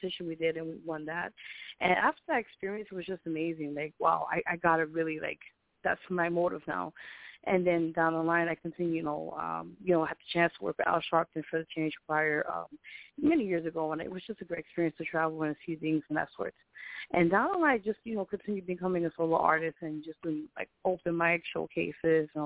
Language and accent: English; New York City, New York, United States; born and raised here in New York City